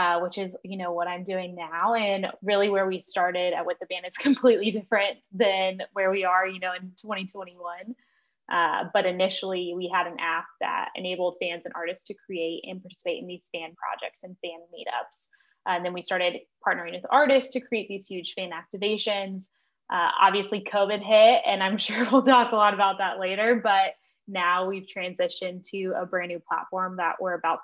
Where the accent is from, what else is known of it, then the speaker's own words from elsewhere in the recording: Nashville, Tennessee, United States; I grew up in Nashville